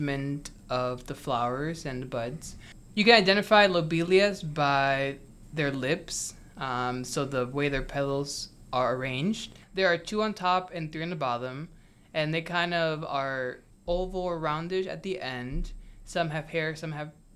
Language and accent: English; Cleveland, Ohio, United States; also born or lived in Puerto Rico; I grew up in Cleveland, Ohio